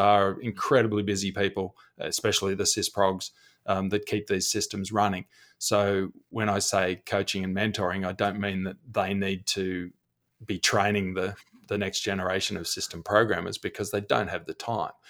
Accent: Australia; accent: Australian; if you've heard my accent

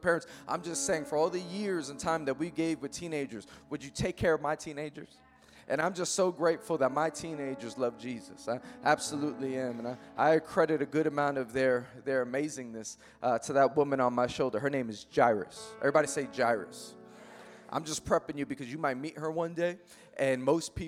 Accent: New York City, New York, United States; I am born and raised in Queens, New York

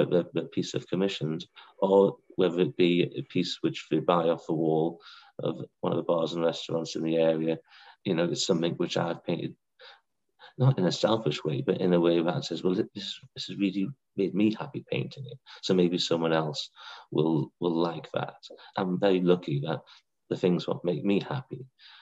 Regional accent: Blyth, North East England, United Kingdom; also born or lived in Whitley Bay; now in North Shields, United Kingdom; I grew up in Blythe and then we moved along to Whitby Bay

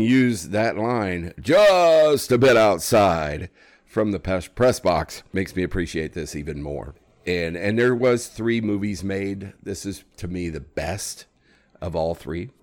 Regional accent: Iowa, United States; moved away as an adult; That's home.

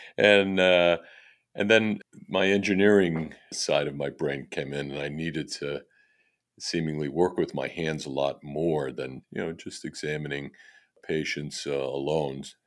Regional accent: Fall River, Massachusetts, United States; having grown up in this area

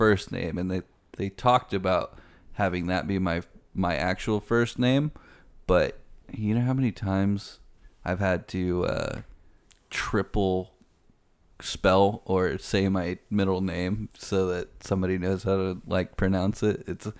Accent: Canada; born there; also born or lived in England / Venezuela; Yeah, I lived in the UK. You lived in England, lived in Venezuela, and I was born in Canada.

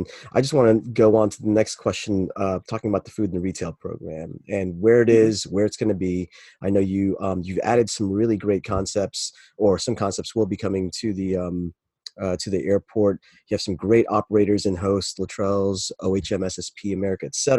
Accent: Florida, United States; I'm down here from Florida. I grew up in Florida

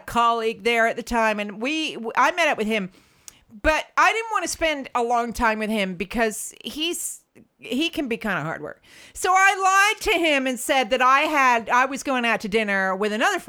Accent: United States; moved away; growing up in the States

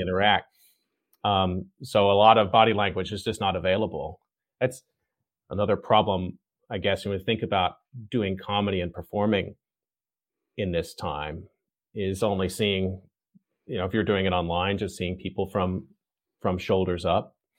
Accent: Texas, United States; I'm from Texas.

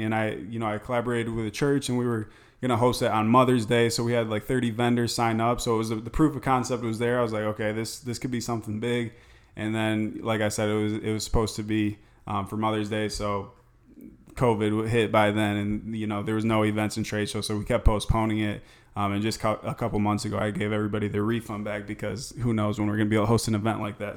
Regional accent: Michigan, United States; moved away as an adult; also born or lived in Tempe, Arizona; now in Scottsdale, United States; I'm originally from Michigan

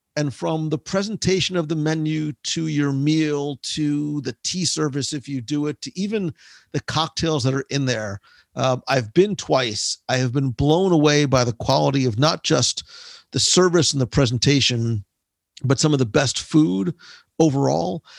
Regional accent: New Jersey, United States; I'm from Jersey

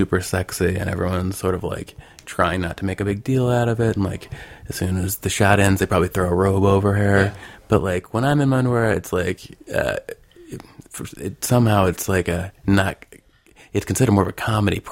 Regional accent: Arkansas, United States; now in Los Angeles, United States; I'm originally from Arkansas, which is, you know, kind of right in the middle of the country, in the South.

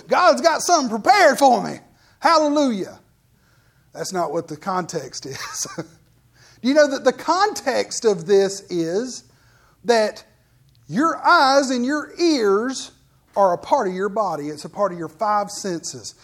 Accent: United States; You know, I'm an American

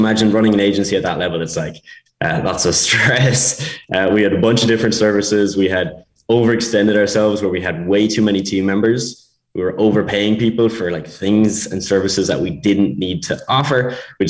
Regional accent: Ireland; accent: Irish; moved away as an adult; also born or lived in Spain / Bulgaria; I'm Irish, as you can probably tell from the accent.

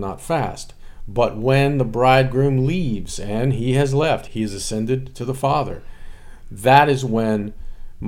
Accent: United States; as Americans, I speak as an American

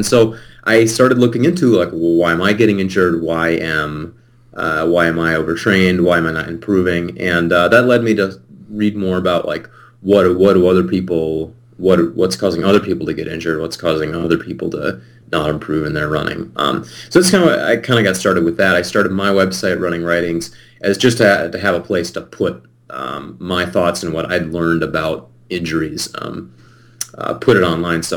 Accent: Eden Prairie, Minnesota, United States; I was born and raised in Eden Prairie. It's a little suburb of the Twin Cities here in Minnesota.

